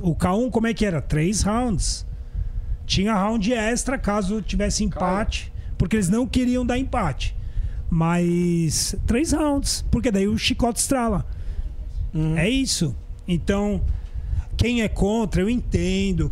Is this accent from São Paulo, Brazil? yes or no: yes; São Paulo, Brazil; Eu sou paulistano, nasci mesmo na capital aqui